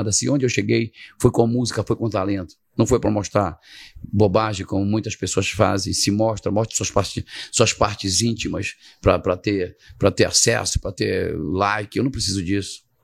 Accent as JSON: {"language": "Portuguese", "region": "Pará", "country": "Brazil", "said": "Eu só respondi como um bom paraense."}